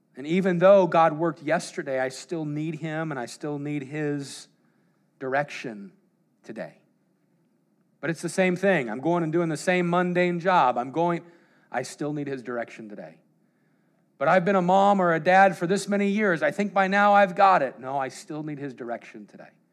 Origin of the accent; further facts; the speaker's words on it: Colorado, United States; I grew up in Colorado